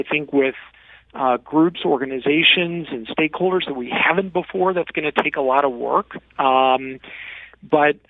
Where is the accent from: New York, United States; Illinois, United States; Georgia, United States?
Illinois, United States; Granite City; I grew up in Granite City, Illinois, in the Metro East